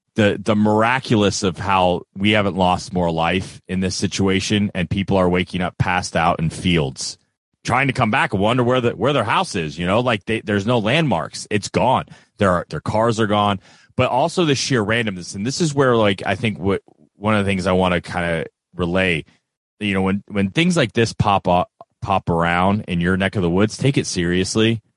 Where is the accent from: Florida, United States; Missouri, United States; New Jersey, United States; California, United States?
Florida, United States; now in Kentucky, United States; I'm from Florida. I do live in Kentucky. I've lived in Kentucky for a long time